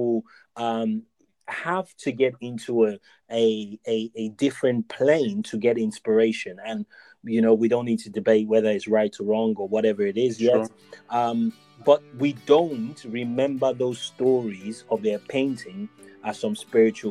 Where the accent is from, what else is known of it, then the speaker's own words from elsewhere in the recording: Lagos, Nigeria; growing up in Lagos, Nigeria